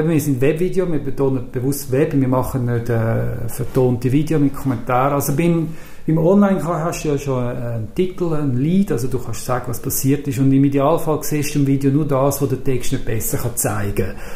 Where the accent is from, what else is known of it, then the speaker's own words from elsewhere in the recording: Zürich, Switzerland; Und da habe ich halt als Zürcher gewusst, das interessiert.